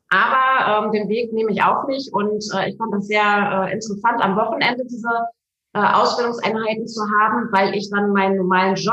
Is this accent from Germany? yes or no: yes; Unna, North Rhine-Westphalia, Germany; Ich komme hier aus Unna.